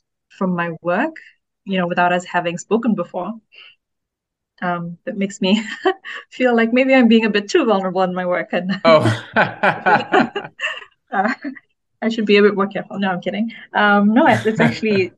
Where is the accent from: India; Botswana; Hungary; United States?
Botswana; moved away as an adult; now in Ghana; I grew up in Botswana. I've only just moved back to Ghana, which is my country of origin